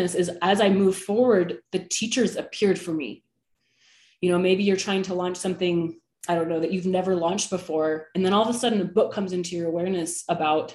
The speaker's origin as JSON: {"language": "English", "area": "the Bay Area", "region": "California", "country": "United States", "tie": "born or raised there", "moved": "yes", "lives_now": "Utah, United States", "said": "I'm from the Bay Area"}